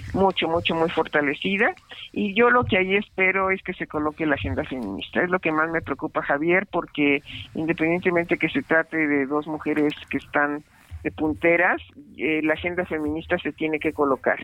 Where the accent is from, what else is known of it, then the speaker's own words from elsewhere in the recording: Comalapa, Chiapas, Mexico; mi tierra porque estas imágenes que vimos de Comalapa